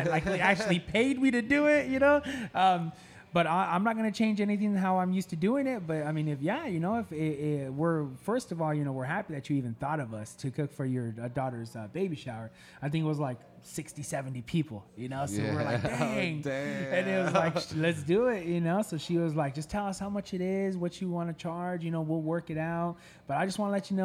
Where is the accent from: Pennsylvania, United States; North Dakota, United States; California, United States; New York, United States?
California, United States; Castroville; now in Salinas, United States; I was born and raised in Castroville